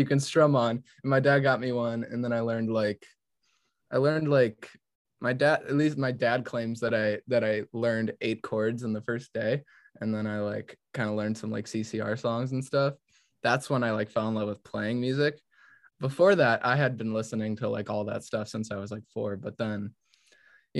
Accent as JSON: {"language": "English", "town": "Pittsburgh", "region": "Pennsylvania", "country": "United States", "also_born_or_lived": "Amherst, New York", "said": "I say Pittsburgh"}